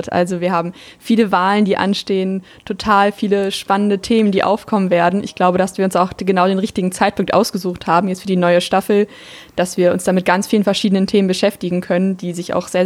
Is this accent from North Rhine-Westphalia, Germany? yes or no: yes; Bochum, North Rhine-Westphalia, Germany; ich bin 22, ich komme aus Bochum